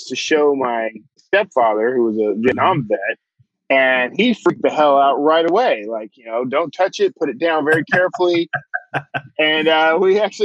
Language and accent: English; Wild Peach, Texas, United States; I grew up in Wild Peach, Texas.